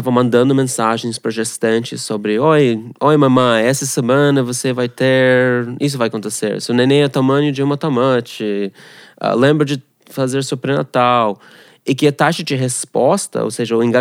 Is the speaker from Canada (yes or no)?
yes; Canada; Portuguese is a second language; moved away as an adult; also born or lived in Moscow, Russia / Ghana; now in Brazil; Eu nasci na Rússia, em Moscou. A, a família saiu quase tipo refugiado para Canadá. Uh, cresci lá no Canadá, sou canadense.